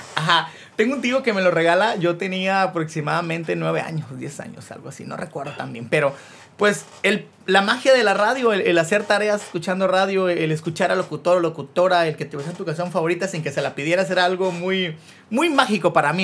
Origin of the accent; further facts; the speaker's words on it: Chicacao, near Mazatenango, Suchitepéquez, Guatemala; Yo soy de Chicago y viajaba a Mazate todos los días por el colegio